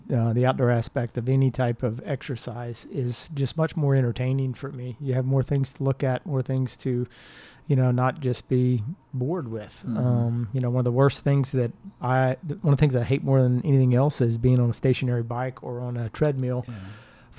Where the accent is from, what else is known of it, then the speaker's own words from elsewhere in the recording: Southwest Louisiana, United States; growing up in Southwest Louisiana, we don't have a whole lot of change in season.